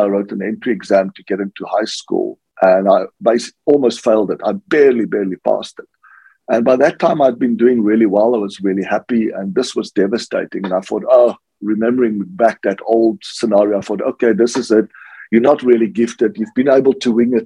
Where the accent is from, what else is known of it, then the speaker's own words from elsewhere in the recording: South Africa; I grew up in South Africa